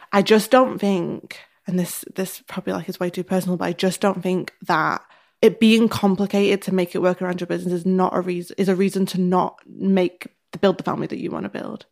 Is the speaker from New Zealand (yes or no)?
no; the north of England, United Kingdom; accent: northern; my northern accent